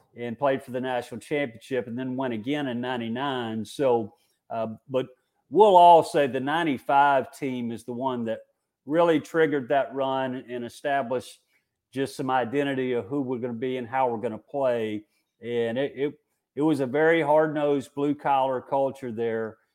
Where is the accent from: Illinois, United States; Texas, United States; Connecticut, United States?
Texas, United States; Port Arthur; I, uh, grew up in Port Arthur, Texas